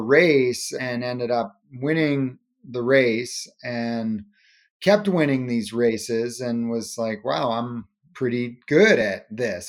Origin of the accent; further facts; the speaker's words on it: Cape Cod, Massachusetts, United States; We grew up on Cape Cod, Massachusetts